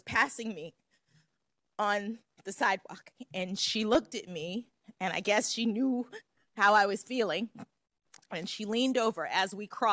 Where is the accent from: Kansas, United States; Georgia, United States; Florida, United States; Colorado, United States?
Florida, United States; Miami; moved away as an adult; I'm from Miami, Florida